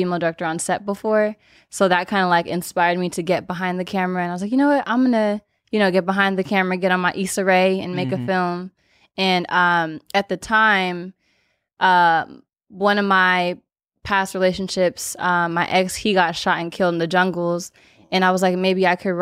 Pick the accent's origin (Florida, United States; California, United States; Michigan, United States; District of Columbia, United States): California, United States; Los Angeles; LA born and raised.